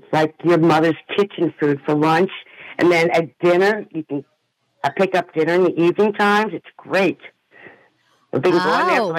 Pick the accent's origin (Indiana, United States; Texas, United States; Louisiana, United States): Louisiana, United States; New Orleans area; I grew up right around Manuals. I used to go over there and get my little brown bag of tamales.